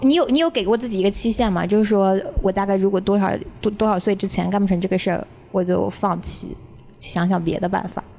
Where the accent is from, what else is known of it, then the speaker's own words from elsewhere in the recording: Hunan, China; moved away as an adult; now in Beijing, China; 我作为一个湖南人，我在来北京之前我是没有看过戏的